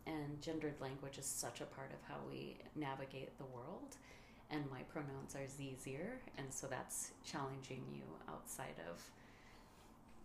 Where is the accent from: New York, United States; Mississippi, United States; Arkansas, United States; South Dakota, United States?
South Dakota, United States; Sioux Falls; I was born in Sioux City, Iowa, and raised in Sioux Falls, South Dakota.